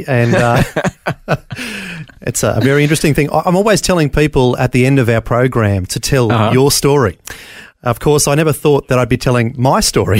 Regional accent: Brisbane, Queensland, Australia; born there; So I was born in Bris Vegas, keeping the Elvis theme. Brisbane, Queensland, like most people in the 70s and 80s, born in the Mater Hospital.

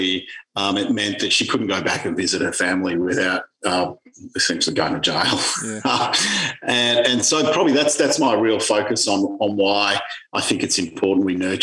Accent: Melbourne, Victoria, Australia; I grew up luckily in Hawthorne, lucky enough to grow up in leafy Hawthorne in Melbourne

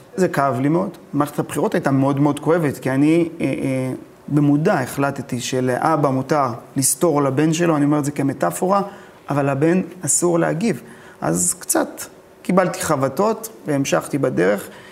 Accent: Ashkelon, Southern District, Israel; born or raised there

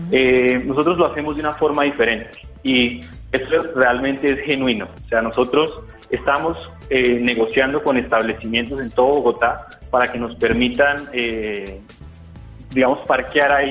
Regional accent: Mexico; nosotros venimos de México y en México le dicen patines. Ya estoy acostumbrado a decirle patines

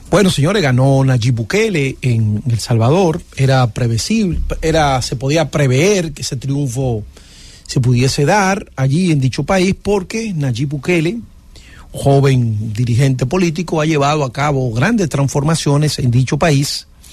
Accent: Dominican Republic; somos dominicanos

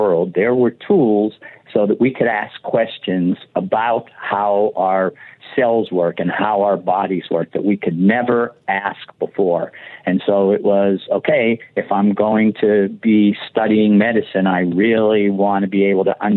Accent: Pittsburgh, Pennsylvania, United States; moved away as an adult; also born or lived in Ann Arbor, Michigan / St. Louis, Missouri; now in Oakland, United States; I grew up in Pittsburgh, Pennsylvania, and went to public schools through high school in the city of Pittsburgh

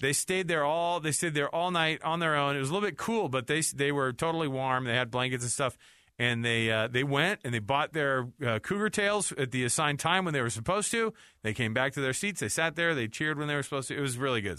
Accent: Utah, United States; we're from Utah

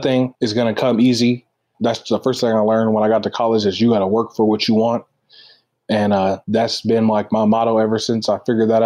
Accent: Kansas City, United States; I grew up in Kansas City

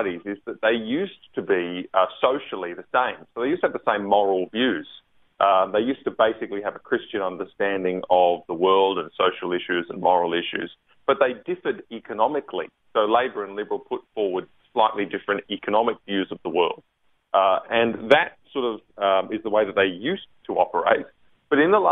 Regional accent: Queensland, Australia; now in Canberra, Australia; I'm a Queenslander when I'm in Queensland

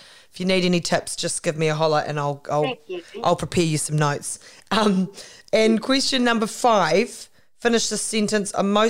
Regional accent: South Island, New Zealand; growing up in the South Island, those are the kind of places that you can drive through 100 times so you feel like you know them.

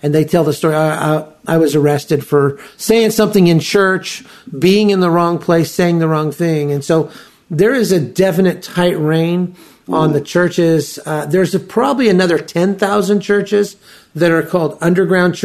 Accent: United States; as an American

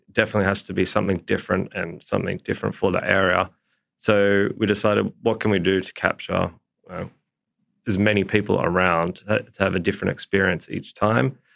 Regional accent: Port Macquarie, New South Wales, Australia; moved away; growing up in Port Macquarie, all we did was be outside the whole time.

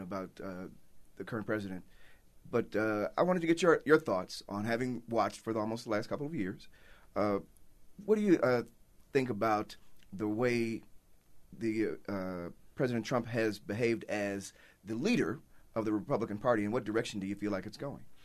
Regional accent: Chicago, Illinois, United States; now in Utah, United States; I'm from Chicago

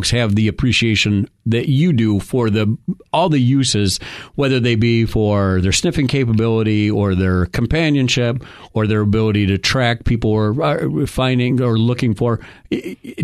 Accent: New York, United States; moved away; I'm from New York

